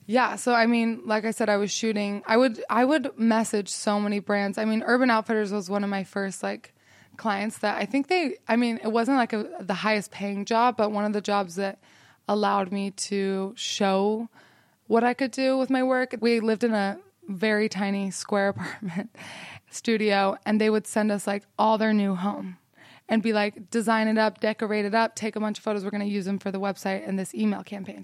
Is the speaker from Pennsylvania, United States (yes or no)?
no; Salt Lake City, Utah, United States; I grew up in Salt Lake City, Utah